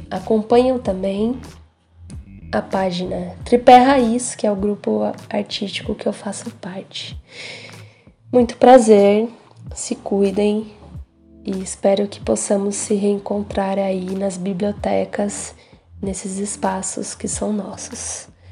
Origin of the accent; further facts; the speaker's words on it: São Paulo, Brazil; Eu nasci em São Paulo, cresci aqui no Jaraguá